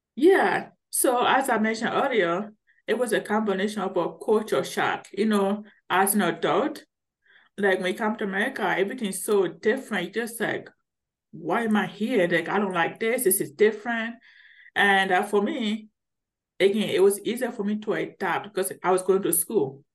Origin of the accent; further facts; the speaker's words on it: Liberia; now in Colorado, United States; I'm originally from Liberia, which is West Africa. So if you notice, I have a deep accent.